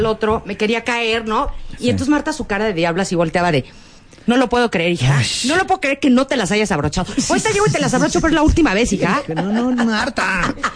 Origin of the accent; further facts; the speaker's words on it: Mexico; Yo no soy de aquí, yo soy de México.